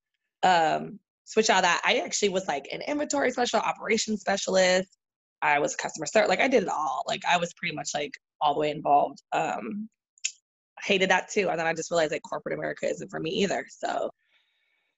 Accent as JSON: {"language": "English", "town": "San Diego", "region": "California", "country": "United States", "tie": "born or raised there", "moved": "as an adult", "said": "I am from San Diego, California"}